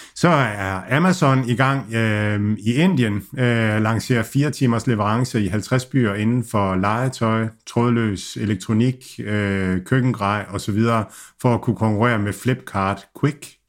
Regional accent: Denmark

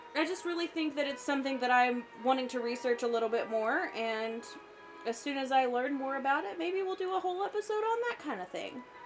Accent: the South, United States; I grew up in the South

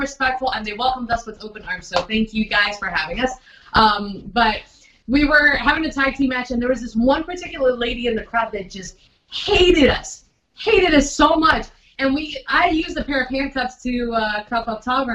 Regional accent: Miami, Florida, United States; I'm Colombian, but I was raised in, I was born and raised in Miami

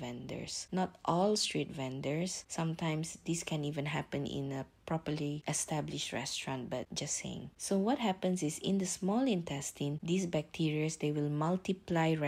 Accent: Malaysia; I'm Malaysian.

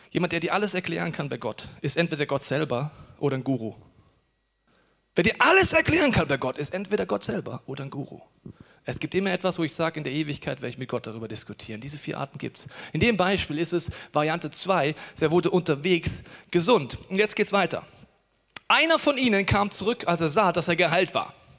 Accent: Germany; als Deutsche

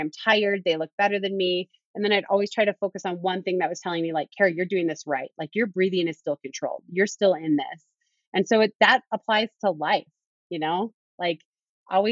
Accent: Duluth, Minnesota, United States; moved away; my tune-up race was in my hometown of Duluth, Minnesota

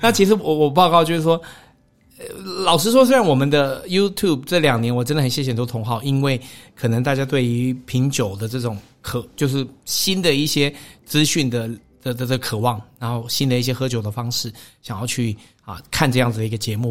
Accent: Taiwan; 就是我我觉得我们台湾人真的是有的时候，我常常都会讲说，我觉得我们。不够看得起自己了，不够欣赏自己。

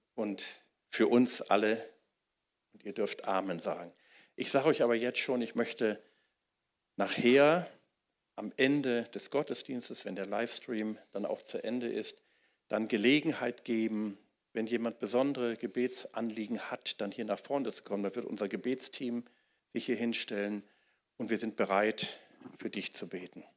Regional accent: Wuppertal, North Rhine-Westphalia, Germany; in Wuppertal, wo ich aufgewachsen bin

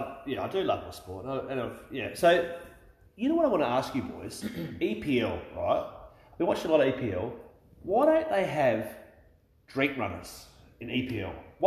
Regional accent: Australia; I love being Australian, right? But I feel a little bit cheated that I wasn't born English

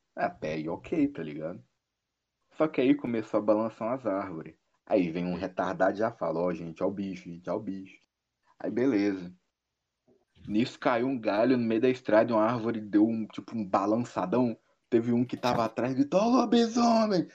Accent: Northeast Region, Brazil; Sou nordestino

